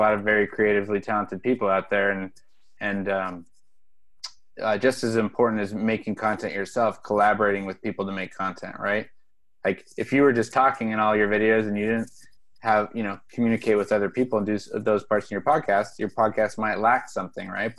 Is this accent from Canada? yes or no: no; Pacific Northwest, United States; moved away; I'm from the Pacific Northwest originally